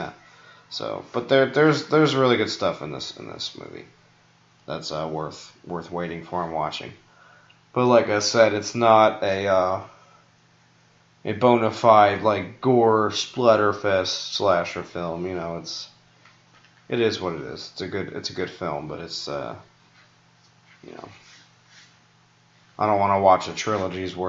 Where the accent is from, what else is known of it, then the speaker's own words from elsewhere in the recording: New York, United States; I'm from New York